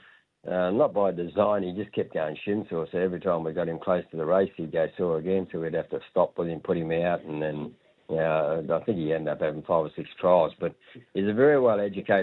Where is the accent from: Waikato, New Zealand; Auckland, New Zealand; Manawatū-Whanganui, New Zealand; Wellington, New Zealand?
Manawatū-Whanganui, New Zealand; Palmerston North; now in Australia; I was born in Palmerston North